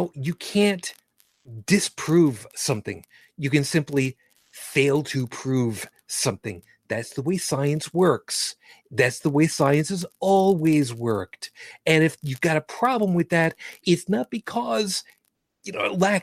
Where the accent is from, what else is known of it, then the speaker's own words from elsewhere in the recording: New York, United States; I grew up in New York, one of these elitist, snob, intellectualist, northeastern states